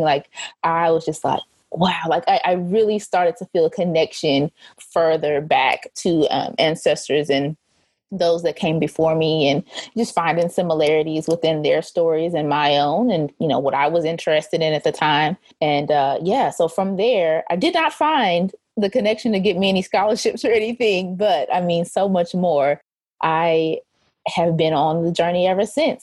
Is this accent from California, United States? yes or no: no; Muskogee, Oklahoma, United States; moved away as an adult; now in Texas, United States; I am originally from the Muskogee Summit, Oklahoma area. That is where I grew up for most of my childhood